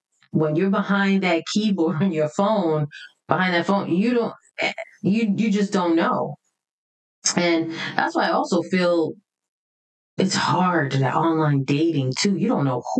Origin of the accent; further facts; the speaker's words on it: New York City, New York, United States; growing up in the Bronx